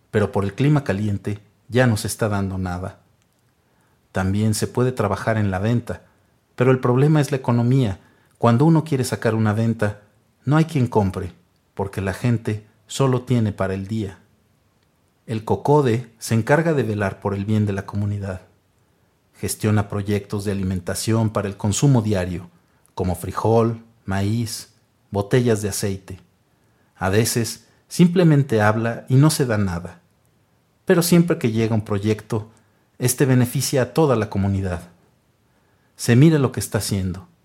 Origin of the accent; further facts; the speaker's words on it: Guatemala; como tampoco había otro trabajo en mi aldea, me fui a la ciudad de Guatemala